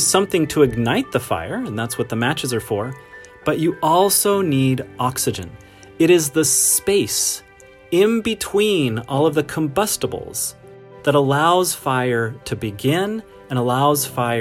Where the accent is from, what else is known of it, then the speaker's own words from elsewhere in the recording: Montana, United States; I grew up in Montana